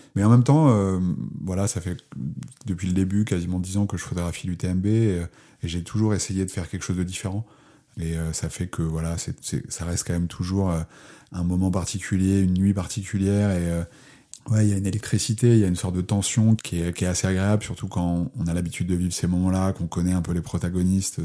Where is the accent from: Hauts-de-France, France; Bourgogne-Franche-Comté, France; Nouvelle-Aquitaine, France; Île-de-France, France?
Nouvelle-Aquitaine, France; Charente; je suis de, de Charente, c'est un endroit relativement plat.